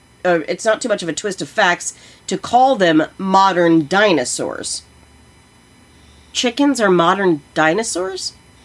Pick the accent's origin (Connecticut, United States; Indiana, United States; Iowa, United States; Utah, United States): Iowa, United States; we are from Iowa.